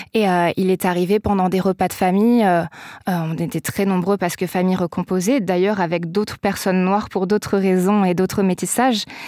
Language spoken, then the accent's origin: French; south-east France, France; là où j'ai grandi dans le sud-est de la France